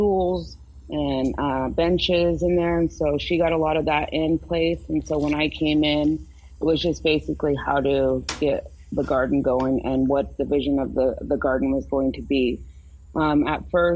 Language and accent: English; Hoopa, California, United States; I'm from the Hoopa Valley Tribe in Hoopa, California